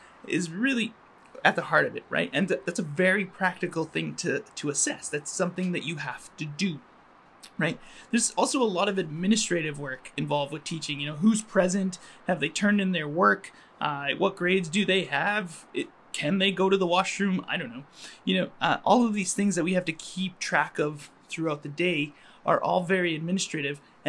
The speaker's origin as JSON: {"language": "English", "town": "Calgary", "region": "Alberta", "country": "Canada", "tie": "born or raised there", "also_born_or_lived": "Montreal / Finland", "moved": "as an adult", "lives_now": "Toronto, Canada", "said": "I grew up in Calgary and I was raised as a Muslim"}